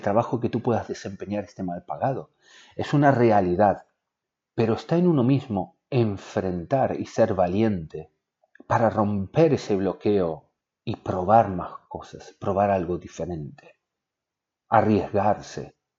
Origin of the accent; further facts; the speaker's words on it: Argentina; Yo soy de Argentina y vivíamos en una casa